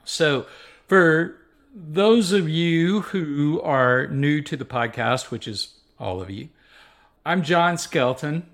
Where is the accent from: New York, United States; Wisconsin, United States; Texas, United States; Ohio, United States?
Texas, United States; Waco; I grew up in Central Texas in the Waco, uh, area